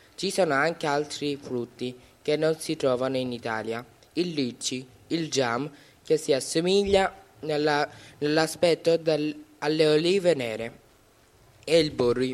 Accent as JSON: {"language": "Italian", "town": "Brahmanbaria", "region": "Chittagong Division", "country": "Bangladesh", "tie": "born or raised there", "moved": "yes", "lives_now": "Italy", "said": "Per raggiungere da Dhaka il mio villaggio natale servono 4 ore di viaggio. Sono nato a Brahman Brahmanbaria"}